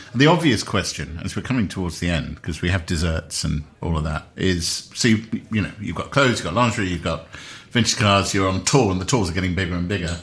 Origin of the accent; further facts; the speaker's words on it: United Kingdom; I'm a British man